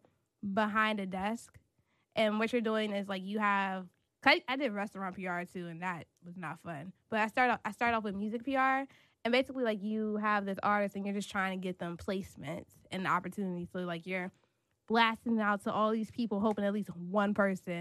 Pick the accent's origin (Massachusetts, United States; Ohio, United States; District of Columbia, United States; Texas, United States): District of Columbia, United States; Washington; also born or lived in North Carolina / Crown Heights, New York; I grew up in D.C. So I've been in D.C. since I was 3 years old.